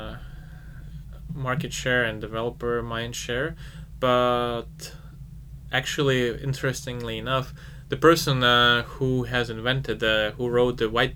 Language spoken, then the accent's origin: English; Ukraine; I'm from Ukraine